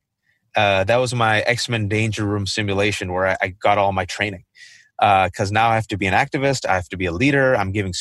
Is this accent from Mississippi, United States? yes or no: no; Fremont, California, United States; I grew up in the Bay Area, California, mostly Fremont